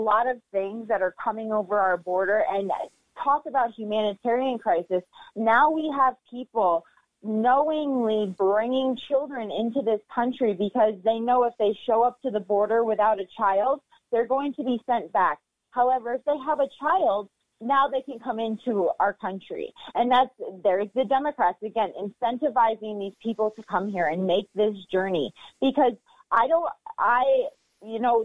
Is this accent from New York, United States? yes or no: yes; New York City, New York, United States; I'm a native New Yorker. Born and raised in New York